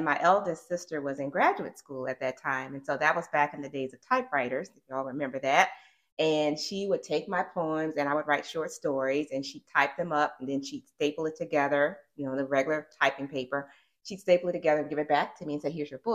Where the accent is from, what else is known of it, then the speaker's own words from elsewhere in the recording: Arkansas, United States; moved away as an adult; also born or lived in Mississippi; now in Richmond, United States; I'm an Arkansas native. I grew up in Arkansas